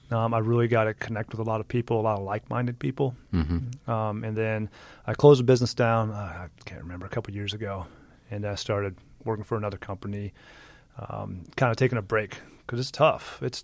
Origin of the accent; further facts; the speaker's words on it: Midwest, United States; grew up in the Midwest. {S1} I grew up, I was landlocked. there was a lake.